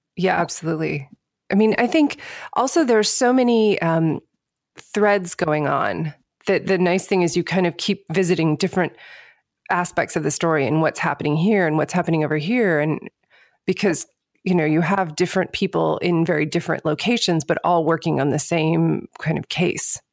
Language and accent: English; United States; I identify myself as American